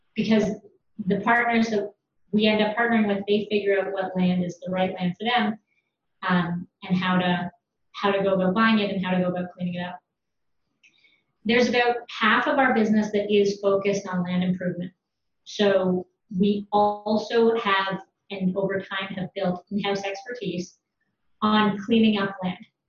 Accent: London, Ontario, Canada; I'm from London, Ontario, from a farm

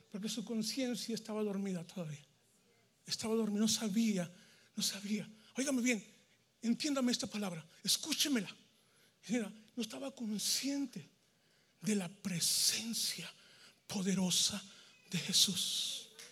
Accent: Mexico; moved away as an adult; now in United States; en México, donde yo soy, allá se visita la esposa

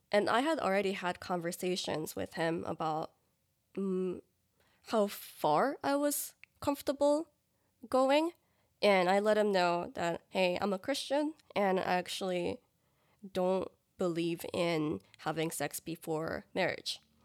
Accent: New Jersey, United States; moved away as an adult; also born or lived in New York City; now in Dallas, United States; I am originally from the East Coast, specifically New Jersey, and my family's in New Jersey

